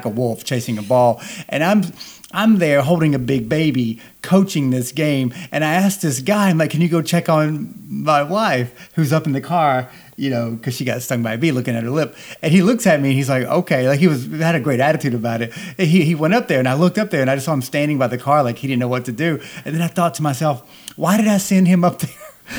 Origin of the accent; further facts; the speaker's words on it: the South, United States; growing up in the South